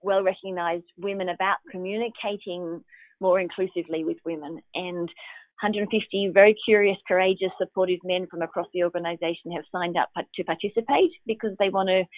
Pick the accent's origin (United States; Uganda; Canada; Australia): Australia; I'm Australian